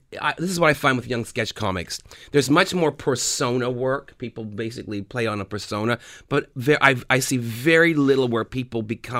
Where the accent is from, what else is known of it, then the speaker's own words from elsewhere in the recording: Canada; we're Canadian. We're not Americans